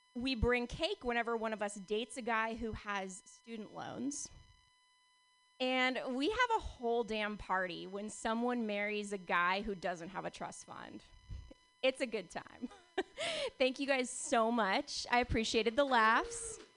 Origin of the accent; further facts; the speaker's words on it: Palo Alto, California, United States; growing up in Palo Alto